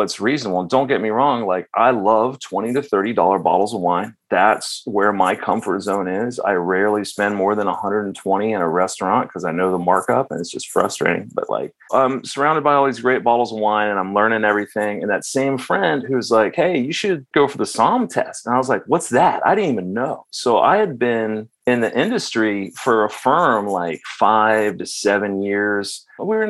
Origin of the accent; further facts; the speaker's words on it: the South, United States; moved away as an adult; also born or lived in Nashville / Aspen; I'm from the South